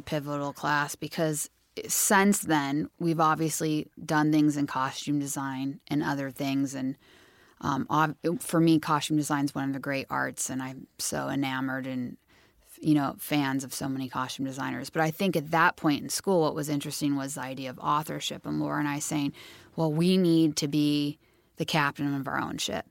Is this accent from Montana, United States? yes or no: no; Santa Cruz, California, United States; where we grew up in Santa Cruz